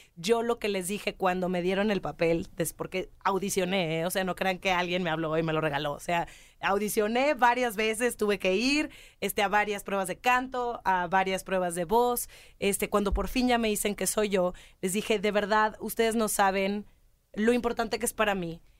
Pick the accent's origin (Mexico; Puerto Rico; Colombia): Mexico; soy mexicana